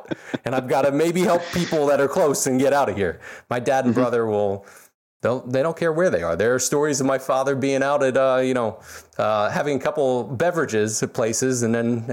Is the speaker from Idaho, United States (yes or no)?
no; Philadelphia, Pennsylvania, United States; now in Florida, United States; I'm originally from Philadelphia. My family's still in Philadelphia